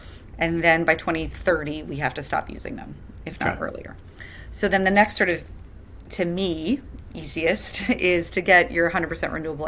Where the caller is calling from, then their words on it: Santa Monica, California, United States; For example, where I'm beaming in from Santa Monica, we are on 100% renewable power tariff through the Clean Power Alliance with the Community Choice.